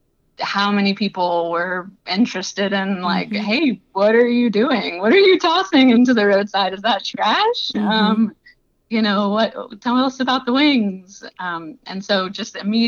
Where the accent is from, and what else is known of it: Southeast Louisiana, United States; moved away as an adult; now in Iowa, United States